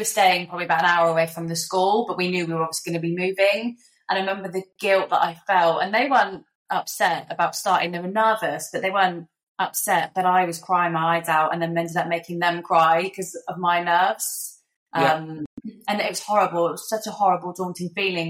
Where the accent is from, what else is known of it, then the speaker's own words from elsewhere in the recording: Somerset, South West England, United Kingdom; moved away as an adult; now in Perth, Australia; in the UK, we come from Somerset, so there's just fields around, not really much going on.